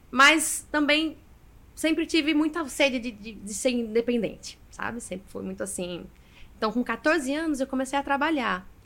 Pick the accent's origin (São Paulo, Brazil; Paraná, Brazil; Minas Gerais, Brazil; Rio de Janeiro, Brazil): São Paulo, Brazil; also born or lived in João Pessoa; eu nasci aqui, em João Pessoa, né? Meus, meus pais moravam aqui na época, né? E assim que eu nasci, com um mês de vida, os dois foram para São Paulo, né?